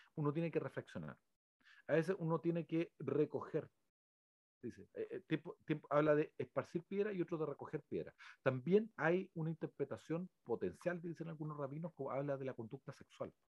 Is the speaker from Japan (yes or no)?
no; Chile; todos los que somos chilenos